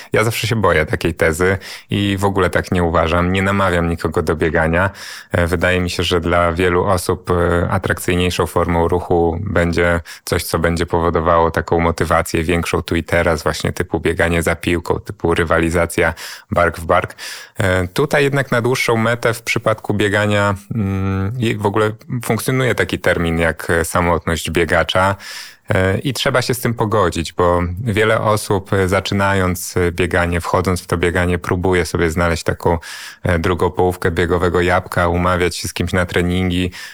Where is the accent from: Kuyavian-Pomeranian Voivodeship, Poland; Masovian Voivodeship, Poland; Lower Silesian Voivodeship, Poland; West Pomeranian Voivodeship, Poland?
Masovian Voivodeship, Poland; Warsaw; urodziłem się i wychowałem na Żoliborzu